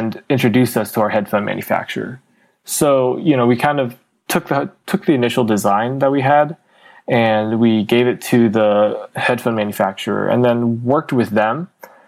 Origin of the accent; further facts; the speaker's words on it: Bay Area, California, United States; also born or lived in China; I grew up in the Bay Area. I was born in China, but I moved to the Bay when I was really young, about 2.5